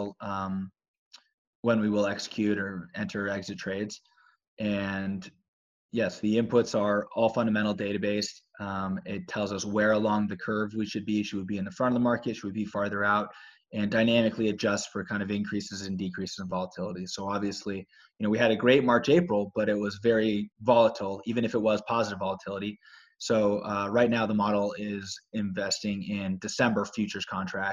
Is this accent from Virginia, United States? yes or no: no; Petaluma, California, United States; also born or lived in Los Angeles / New York; I grew up in the Bay Area in Petaluma, small town.